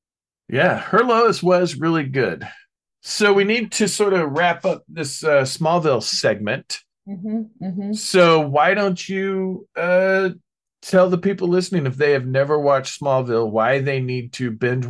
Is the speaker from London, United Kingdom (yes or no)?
yes; London, United Kingdom; they have no idea that I'm actually from London.